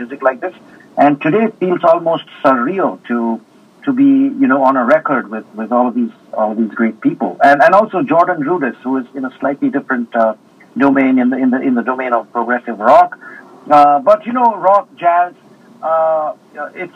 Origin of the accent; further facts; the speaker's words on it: India; being an Indian also. And, being brought up with Indian spirituality